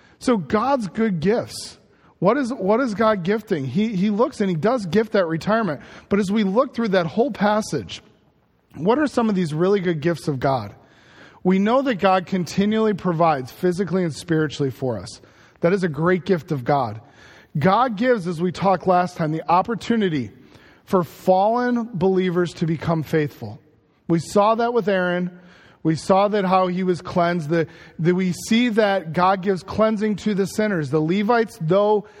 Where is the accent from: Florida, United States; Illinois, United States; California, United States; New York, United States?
Illinois, United States; Chicago; I loved growing up in Chicago